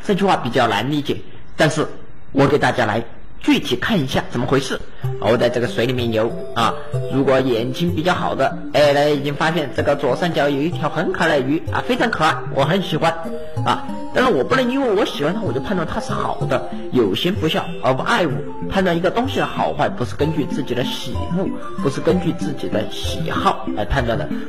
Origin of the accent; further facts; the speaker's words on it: China; 我们中国人口这么多啊，很多人就没有做到有信而无诈。